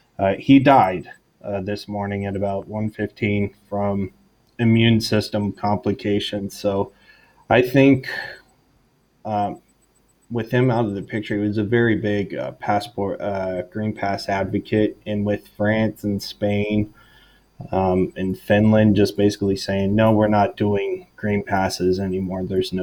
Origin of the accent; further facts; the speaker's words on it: Texas, United States; now in Italy; I grew up in Texas, so I mean, I've been around guns my whole life.